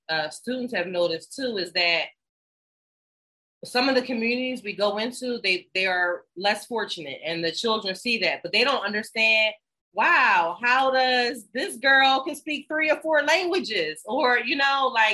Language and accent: English; Philadelphia, Pennsylvania, United States; moved away as an adult; also born or lived in Washington, District of Columbia, United States; now in Ghana; I'm from Philadelphia and DC